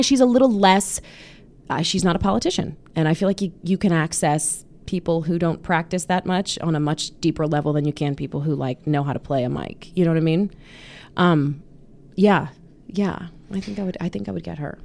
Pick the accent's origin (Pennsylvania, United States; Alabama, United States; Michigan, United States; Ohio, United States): Pennsylvania, United States; Pittsburgh; moved away; my hometown of Pittsburgh